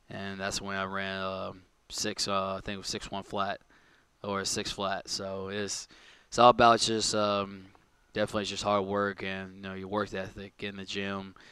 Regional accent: Philadelphia, Pennsylvania, United States; Um, I'm from Philly. I'm a big Phillies fan.

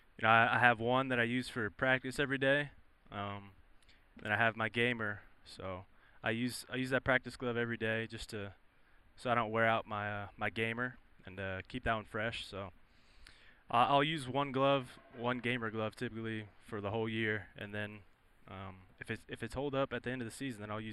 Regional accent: Irving, Texas, United States; moved away; going back to my hometown

